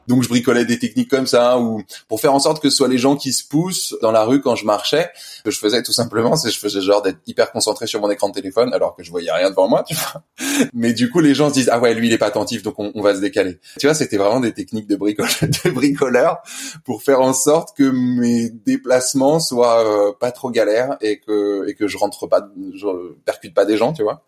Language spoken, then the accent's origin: French; Paris, Île-de-France, France; moved away as an adult; also born or lived in l'île (unspecified island); je suis né sur Paris et j'ai fait toutes mes études sur Paris